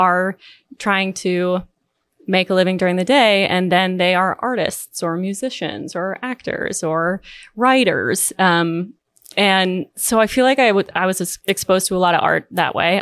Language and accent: English; Southwest Harbor, Maine, United States; I grew up in Southwest Harbor, Maine